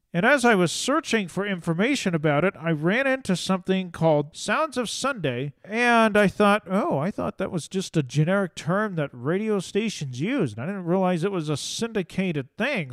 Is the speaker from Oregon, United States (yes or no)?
yes; Ontario, Oregon, United States; my old house where I grew up in Ontario, Oregon